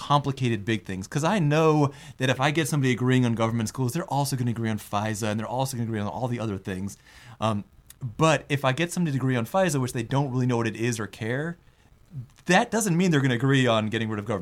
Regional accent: United States; my parents are Indian. I mean, I was born in America, but they came from India.

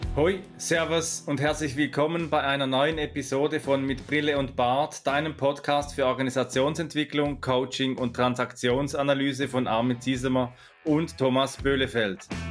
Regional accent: Switzerland; kommt ja aus äh, meiner Heimat, aus der Schweiz

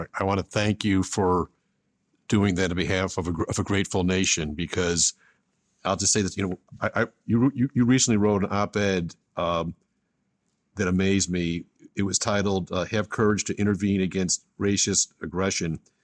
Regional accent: Buffalo, New York, United States; growing up in Buffalo, New York

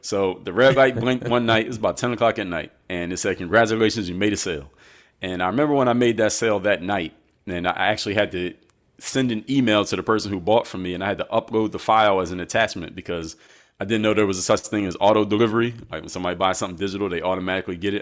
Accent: Philadelphia, Pennsylvania, United States; I'm from Philadelphia

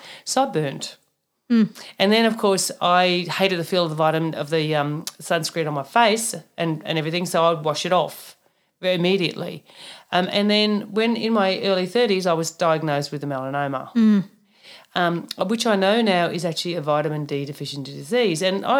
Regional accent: Germany; born there; also born or lived in Papua New Guinea; So just personal story, I was born in Germany, so I've got the nice freckled Scandinavian skin for a reason, because we're far away from the equator in Germany, unlike... where I moved to in Papua New Guinea

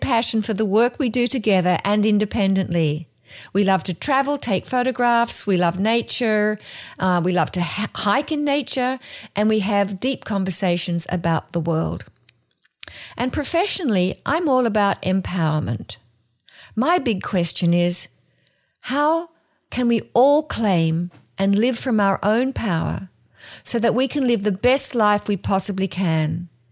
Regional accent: Australia; moved away as an adult; now in New Jersey, United States; I'm from Australia, and I'm living in New Jersey

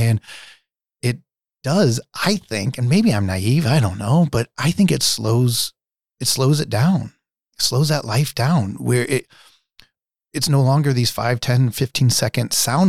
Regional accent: Nebraska, United States; I was raised in the Dundee neighborhood. I went to Fontenelle as a kid and Neil Woods as a kid.

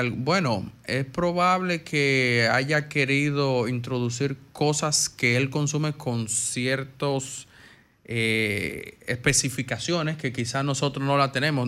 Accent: Dominican Republic; como dominicano

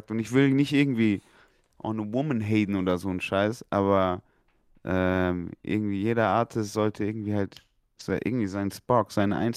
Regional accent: Munich, Bavaria, Germany; ich komme aus München.

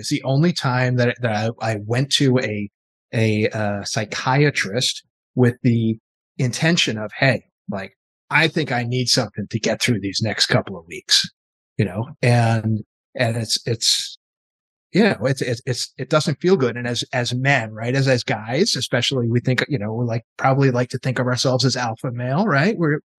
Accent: East Coast, United States; I grew up on the East Coast

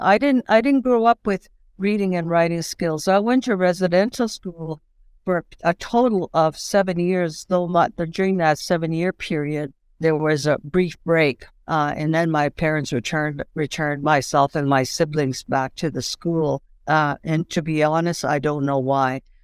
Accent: Saddle Lake Reserve, Alberta, Canada; now in Saskatchewan, Canada; I'm originally from Salt Lake Reserve, Alberta. I presently live in Saskatchewan, and, um, I'm Cree

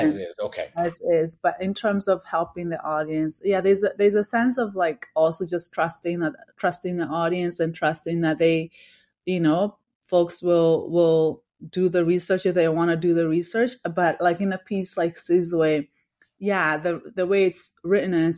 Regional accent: Kenya; also born or lived in Victoria, Canada / Uganda; now in Toronto, Canada; growing up in Kenya, watching that show. When I moved to Canada

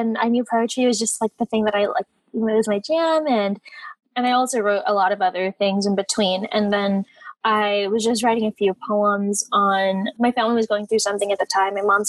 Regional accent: Los Angeles, California, United States; I grew up in Los Angeles, in Eagle Rock specifically, which is really Filipino, but my family wasn't super connected with the community there.

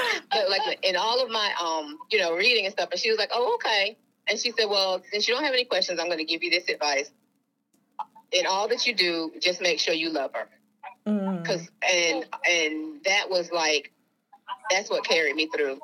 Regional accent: New York, United States; I'm from New York

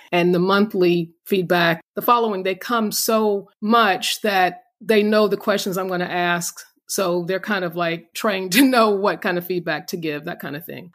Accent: North Carolina, United States; We're North Carolina.

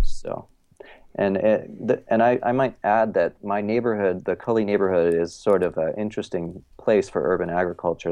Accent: Eugene, Oregon, United States; also born or lived in Ohio; now in Portland, United States; I'm from Oregon, and I grew up kind of in a, you know, a, like a small hippie college town, Eugene, Oregon

